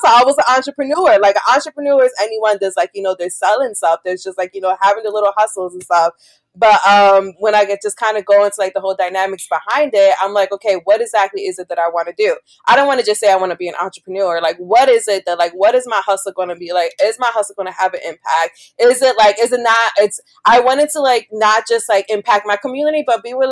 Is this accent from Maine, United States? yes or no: no; Philadelphia, Pennsylvania, United States; I'm from Philly.